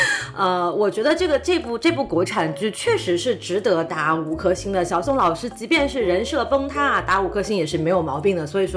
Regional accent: Fujian, China; 我是一个来自福建的大老师啊，这个广东口音对我们来讲有一种 DNA 动了的恐惧啊。

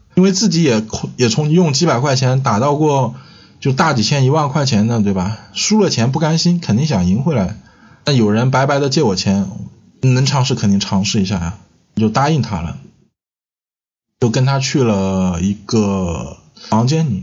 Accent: Chongqing, China; 现在的话是住在重庆市啊，我也是重庆人

